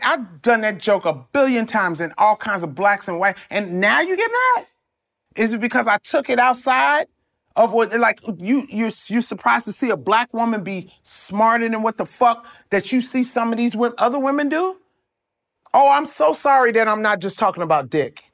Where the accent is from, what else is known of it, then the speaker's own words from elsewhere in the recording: Compton, California, United States; I'm from Compton.